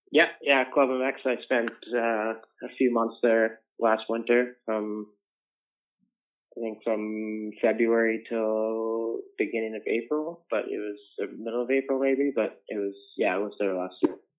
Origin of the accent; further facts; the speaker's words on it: Calgary, Alberta, Canada; also born or lived in Langdon, Alberta; I've grown up in Calgary pretty much my whole life, so that's where that's that's where I'm from.